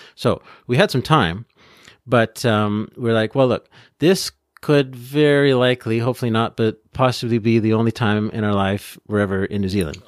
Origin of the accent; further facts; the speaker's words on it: Peterborough, Ontario, Canada; also born or lived in Vancouver / Trois-Rivières area, Quebec; now in Gatineau, Canada; originally I'm from, uh, uh, Peterborough, which is in Ontario between Toronto and, uh, Ottawa